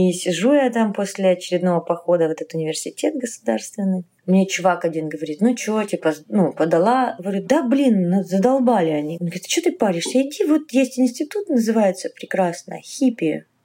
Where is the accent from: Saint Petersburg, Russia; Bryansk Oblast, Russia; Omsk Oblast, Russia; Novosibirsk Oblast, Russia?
Bryansk Oblast, Russia; Bryansk; born there; also born or lived in Kharkiv, Ukraine; Нет, я родилась в Брянске. Мне просто папа военный, поэтому мы мотались.